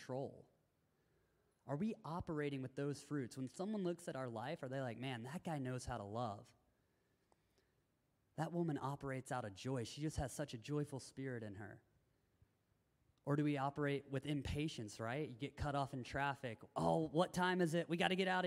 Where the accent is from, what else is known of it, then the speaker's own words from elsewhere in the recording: Tennessee, United States; moved away; I grew up in Tennessee